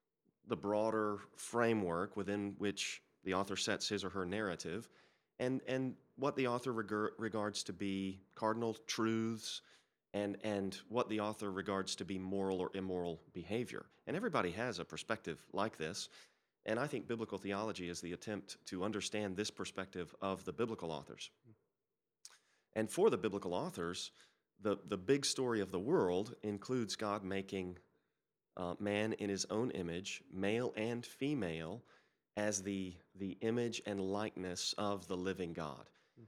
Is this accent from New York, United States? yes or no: no; Arkansas, United States; My parents took us to church Sunday morning, Sunday night, Wednesday night. I grew up in Arkansas. My dad was a high school basketball coach, and we were always involved in our local church.